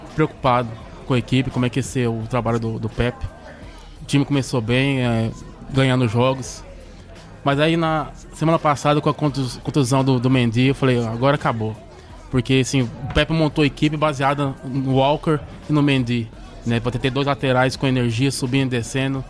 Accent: Rio Verde, Goiás, Brazil; moved away as an adult; now in London, United Kingdom; sou de Rio Verde, Goiás, moro aqui em Londres já faz 12 anos

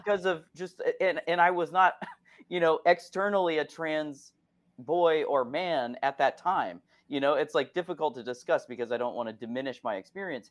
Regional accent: Akron, Ohio, United States; moved away; I am from Ohio originally, I'm from Akron, Ohio

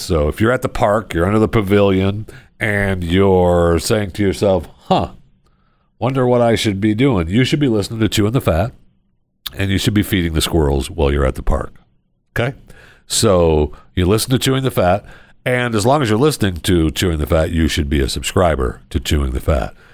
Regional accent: Michigan, United States; I grew up in Michigan

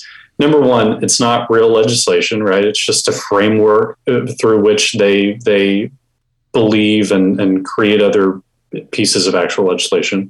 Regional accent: Houston, Texas, United States; I was born and raised in Houston

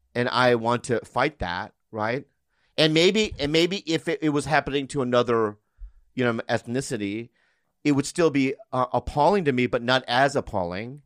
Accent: United States; I'm an American

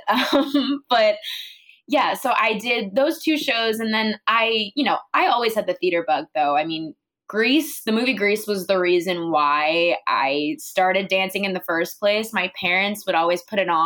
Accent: Monmouth County, New Jersey, United States; moved away as an adult; now in New York City, United States; I am from Jersey, so basically across the bridge, in this county called Monmouth County, which is where the northern part of where the Jersey Shore starts

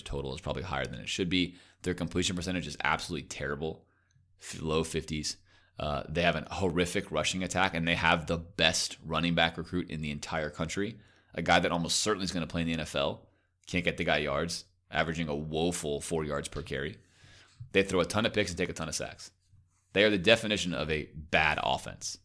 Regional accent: Sarasota, Florida, United States; also born or lived in Baltimore; where I grew up in Sarasota

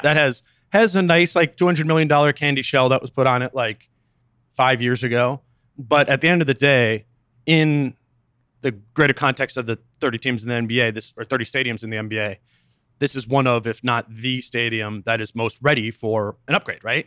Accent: Minnesota, United States; as a Minnesotan

